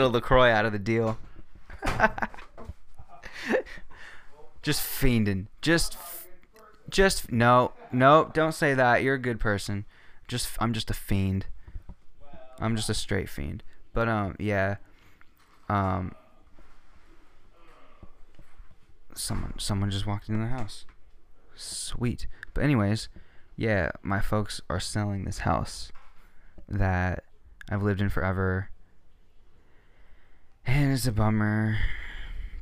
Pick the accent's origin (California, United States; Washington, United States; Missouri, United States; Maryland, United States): Washington, United States; Littlerock area; also born or lived in Lacey, Washington; I moved in fourth grade and then moved into the house in, like, Little Rock area